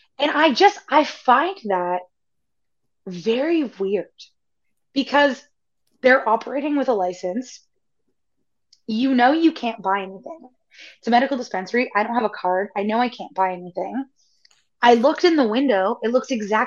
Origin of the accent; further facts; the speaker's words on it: Canada; I'm from Canada